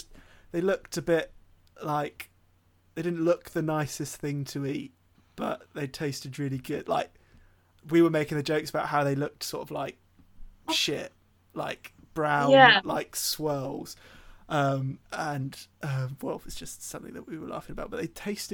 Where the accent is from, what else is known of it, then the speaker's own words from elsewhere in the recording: London, United Kingdom; Oh, well, as am I. Do you know, I'm from London.